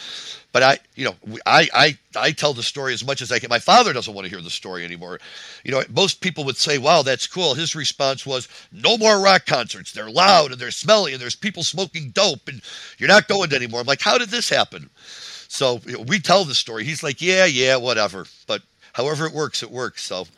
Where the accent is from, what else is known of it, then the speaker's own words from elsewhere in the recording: St. Louis, Missouri, United States; moved away; I'm from St. Louis, there's a little bit of an age difference here, not much, but enough.